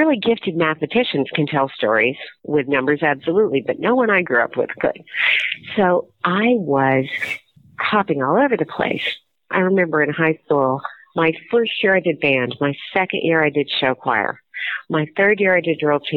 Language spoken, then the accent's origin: English; Missoula, Montana, United States; I grew up in Missoula, Montana